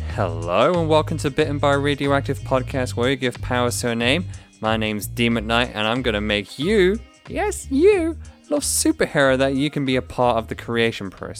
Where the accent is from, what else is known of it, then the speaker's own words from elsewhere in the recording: United Kingdom; we're all British here.